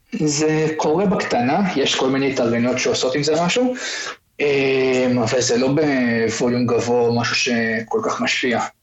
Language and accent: Hebrew; Israel